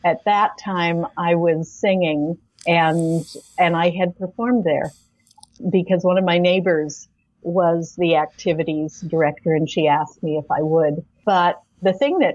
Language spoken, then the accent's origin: English; Spokane, Washington, United States; I was from Spokane